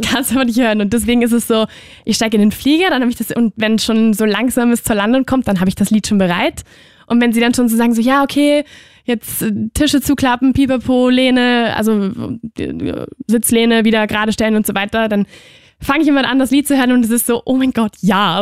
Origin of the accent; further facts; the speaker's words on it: Spain; moved away; ich bin ja aus Spanien